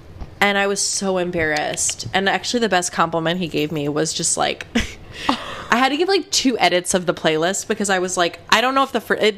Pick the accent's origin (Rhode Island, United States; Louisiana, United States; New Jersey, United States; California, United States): New Jersey, United States; Asbury Park; I'm from Asbury Park, New Jersey